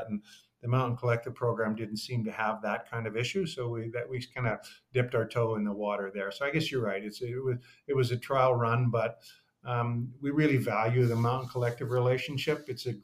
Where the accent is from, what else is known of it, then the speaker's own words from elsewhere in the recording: Fort St. John, British Columbia, Canada; I grew up in small town northern Canada, a little town called Fort St. John up on the Alaska Highway